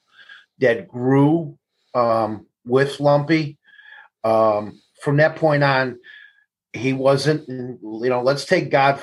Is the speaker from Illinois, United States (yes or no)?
yes; Elmwood Park, Illinois, United States; I grew up in Elmwood Park and on the northwest side of Chicago